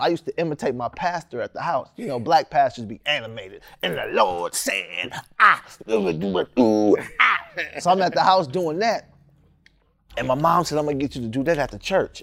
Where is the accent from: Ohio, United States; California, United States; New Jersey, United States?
California, United States; Sacramento; also born or lived in San Francisco; I was born in San Francisco and moved out here in Sacramento when I was probably six, some, somewhere around six years old.